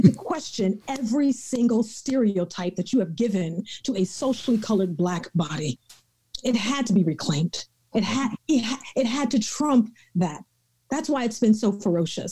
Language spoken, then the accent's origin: English; the South, United States; I'm from the South, and so my folks um, use scripture a, a bit differently